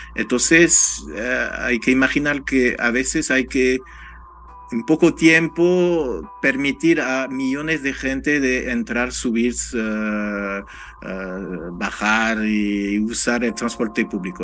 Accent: France; Spanish is a second language; moved away; Como francés

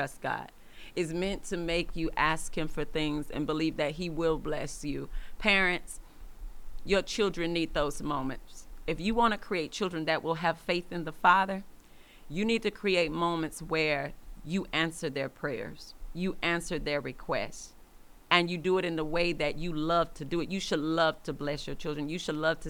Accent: Atlanta, Georgia, United States; moved away; we're from Atlanta

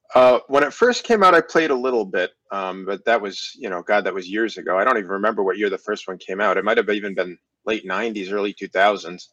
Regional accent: Connecticut, United States; I'm from Connecticut, the great state of Connecticut

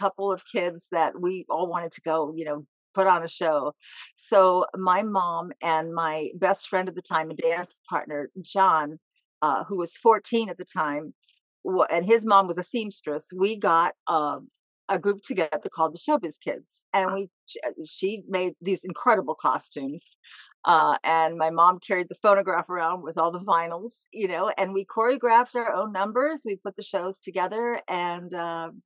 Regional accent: Chicago, Illinois, United States; I was born in Chicago, and we were living in the upstairs part of a house we shared with my grandparents.

